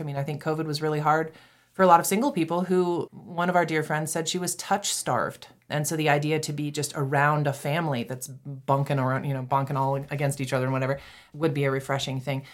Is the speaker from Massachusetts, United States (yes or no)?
yes; Massachusetts, United States; moved away as an adult; also born or lived in Texas / Saint Louis; now in Canyon, United States; I grew up in Massachusetts